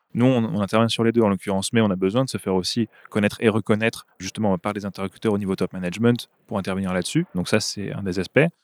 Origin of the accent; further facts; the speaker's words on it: north-east France, France; moved away as an adult; also born or lived in Marseille; now in Belgium; À l'origine, je viens du, nord-est de la France.